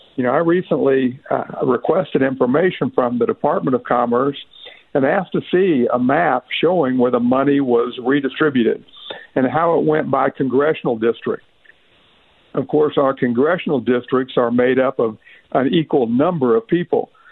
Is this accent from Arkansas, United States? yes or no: yes; Northeast Arkansas, United States; I'm from Northeast Arkansas